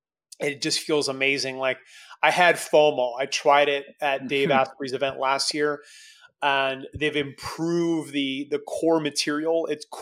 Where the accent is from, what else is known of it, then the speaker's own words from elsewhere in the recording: Canada; as a Canadian kid